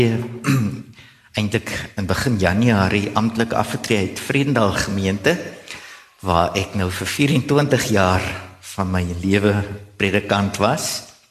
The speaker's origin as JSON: {"language": "Afrikaans", "region": "Gauteng", "country": "South Africa", "tie": "born or raised there", "lives_now": "Stellenbosch, South Africa", "said": "So in my hart is ek eintlik 'n Bolander alhoewel ek self in die Transvaal in Gauteng groot geword het."}